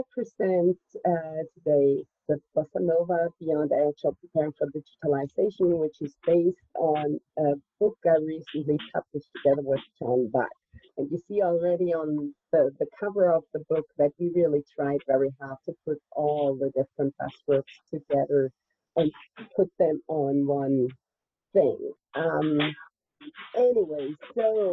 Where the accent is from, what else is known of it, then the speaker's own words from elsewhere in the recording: Germany; I'm from Germany